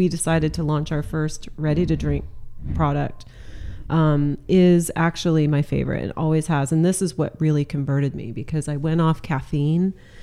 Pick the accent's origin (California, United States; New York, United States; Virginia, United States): California, United States; Central Coast; also born or lived in Santa Barbara / Los Angeles / San Francisco / Sausalito; now in Sonoma, United States; I'm a California girl. So I grew up in California on the Central Coast